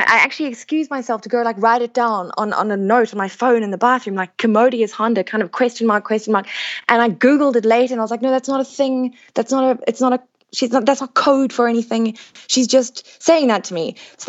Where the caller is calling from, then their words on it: Cape Town, Western Cape, South Africa; Cape Town.